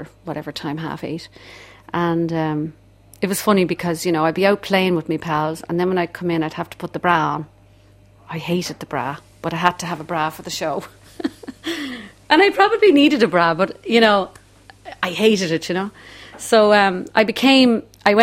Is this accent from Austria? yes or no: no; Dublin, Leinster, Ireland; accent: Dublin; We came from Charlemagne Street, which was a rough enough street at the time